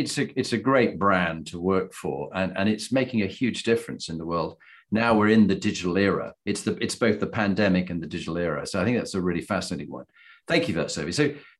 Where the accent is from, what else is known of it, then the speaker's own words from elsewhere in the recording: Halifax, Yorkshire and the Humber, United Kingdom; Huddersfield, I'm from Halifax.